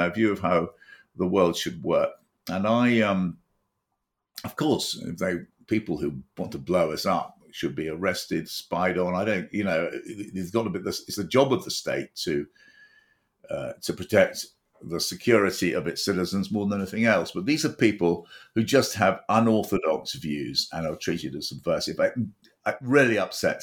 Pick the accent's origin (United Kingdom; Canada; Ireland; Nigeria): United Kingdom; as a British citizen, as I set out at the beginning of this chat, as a conservative British citizen